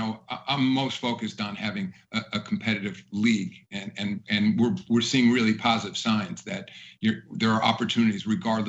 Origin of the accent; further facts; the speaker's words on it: New York City, New York, United States; as a New Yorker, it's fun for me to see the Knicks and Nets competing here in town.